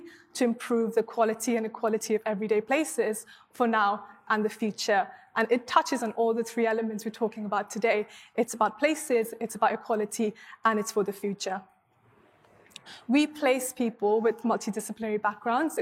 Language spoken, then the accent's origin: English; Mumbai, Maharashtra, India; now in United Kingdom; I grew up in Mumbai, in Bombay, as was popularly known in India